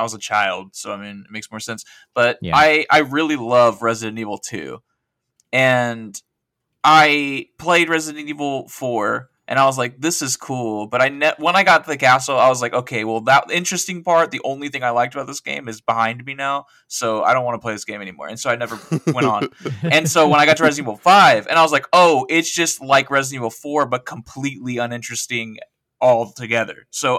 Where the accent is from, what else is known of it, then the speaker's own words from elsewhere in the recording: Oklahoma, United States; accent: southern; My accent was a lot more southern, because I'm like from Oklahoma.